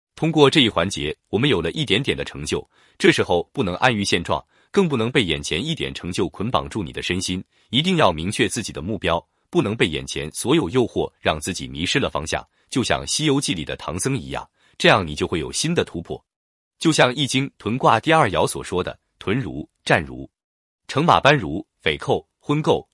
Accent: China; 我们中国人

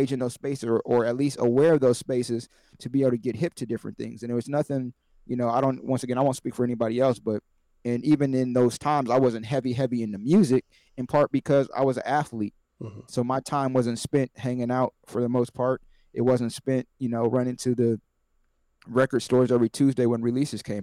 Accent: Columbus, Ohio, United States; also born or lived in Canton, Ohio; growing up in Columbus, Ohio, we didn't have a hip-hop station

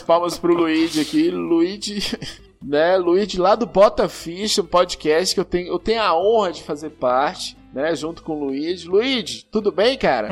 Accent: Monte Azul, Brazil; eu sou de Monte Azul, que era o interior do interior do interior

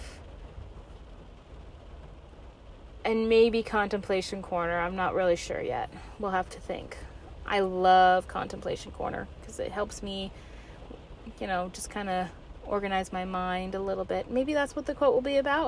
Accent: Alaska, United States; lover of my home state of Alaska

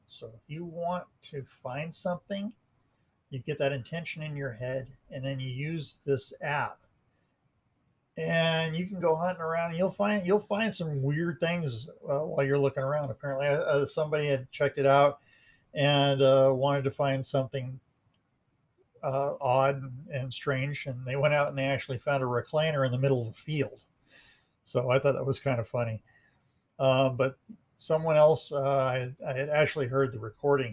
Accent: Montrose, Colorado, United States; I was born and raised in Montrose, Colorado

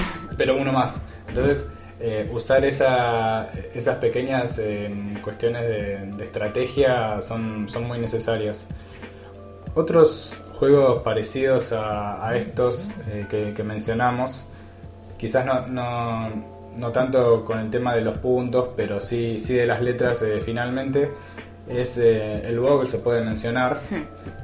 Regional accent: Argentina; nosotros como, como argentinos podemos poner la palabra

